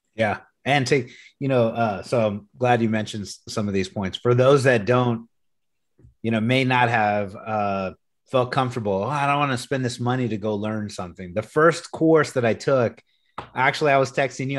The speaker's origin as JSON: {"language": "English", "town": "Corpus Christi", "region": "Texas", "country": "United States", "tie": "born or raised there", "also_born_or_lived": "San Antonio, Texas", "moved": "yes", "said": "I'm originally from Corpus Christi, Texas. So I grew up at the beach"}